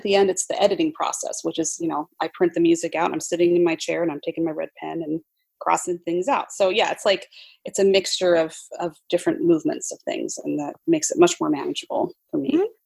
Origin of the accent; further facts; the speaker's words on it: Utah, United States; also born or lived in New York; now in Seattle, United States; I'm originally from Utah